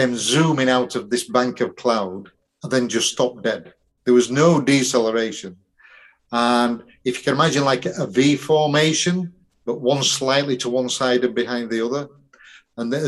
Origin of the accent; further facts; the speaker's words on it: Yorkshire and the Humber, United Kingdom; I'm a Yorkshireman